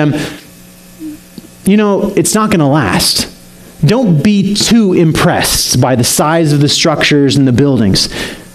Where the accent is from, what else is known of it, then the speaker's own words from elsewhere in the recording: Salt Lake City, Utah, United States; Salt Lake City, which was my hometown at the time